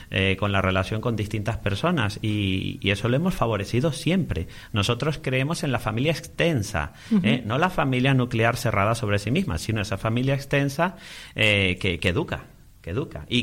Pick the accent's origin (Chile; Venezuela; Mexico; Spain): Venezuela; born there; donde nací yo, en Venezuela, aunque yo, mis padres son de aquí, yo he nacido allí